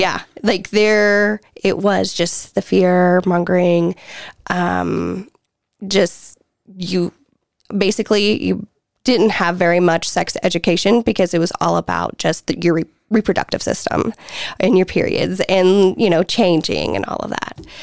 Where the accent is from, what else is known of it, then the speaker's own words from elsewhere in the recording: the Bible Belt, United States; born and raised in the Bible Belt